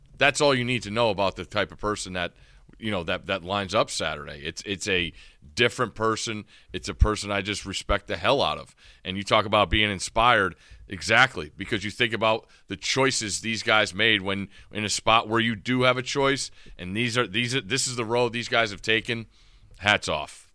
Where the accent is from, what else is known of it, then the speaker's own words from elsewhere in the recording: Ansonia, Connecticut, United States; now in Maryland, United States; growing up in Connecticut